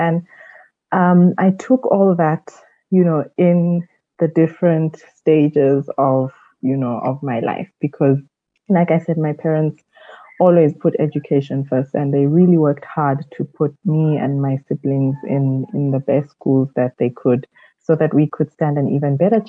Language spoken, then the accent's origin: English; South Africa; also born or lived in Kenya; I grew up mostly in South Africa. I was born in Kenya